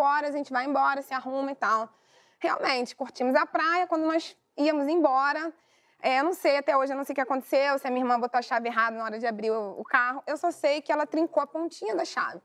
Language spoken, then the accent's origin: Portuguese; Brazil; só somos nós, brasileiros